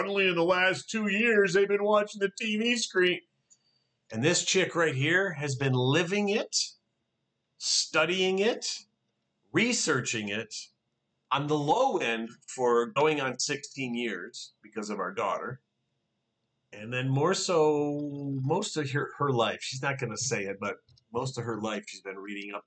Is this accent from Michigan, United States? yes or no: yes; Detroit, Michigan, United States; when we were growing up in Detroit